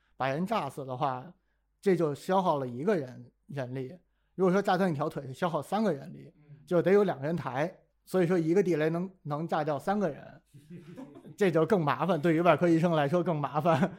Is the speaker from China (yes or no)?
yes; Beijing, China; 因为我是北京人嘛